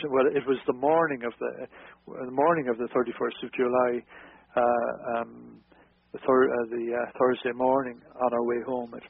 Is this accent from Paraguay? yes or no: no; Carrick-on-Suir, Munster, Ireland; moved away as an adult; also born or lived in Dublin; we were based in Dublin, although I'm originally from South Tipperary in uh, Carrick and Shore